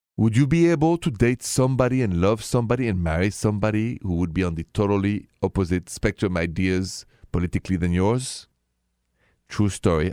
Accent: Paris, Île-de-France, France; accent: French; English is a second language; moved away; my accent, c'est français, straight from Paris

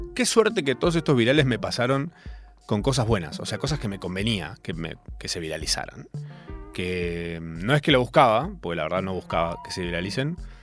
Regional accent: Córdoba, Argentina; moved away as an adult; also born or lived in Capilla del Monte; now in Buenos Aires, Argentina; yo vivía todavía en Córdoba, les recuerdo, soy cordobés, vivía en Capilla del Monte

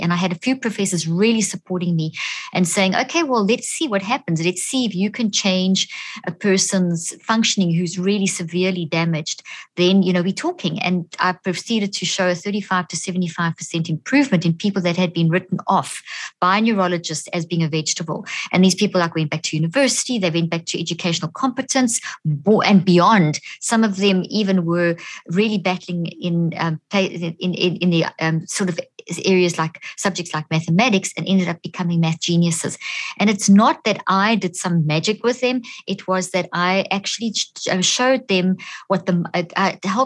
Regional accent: South Africa; moved away as an adult; also born or lived in Zimbabwe; now in United States; I was born in Zimbabwe, grew up in South Africa, and I've been in the States for the last 13 years

